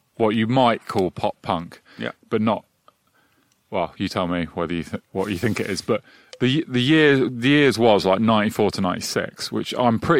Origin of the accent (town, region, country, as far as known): Midlands, England, United Kingdom; born or raised there; also born or lived in London